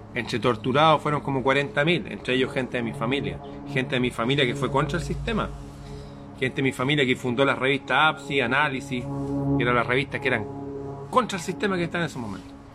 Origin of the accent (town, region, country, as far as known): Chile